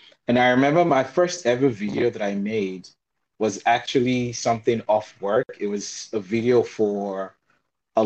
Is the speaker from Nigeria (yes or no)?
yes; Nigeria; moved away as an adult; now in China; I'm from Nigeria. I'm currently a doctorate student here at Jiangxi University of Finance and Economics